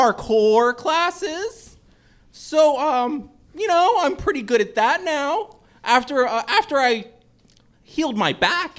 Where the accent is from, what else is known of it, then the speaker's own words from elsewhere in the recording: Reading, Ohio, United States; I'm from Reading, Ohio.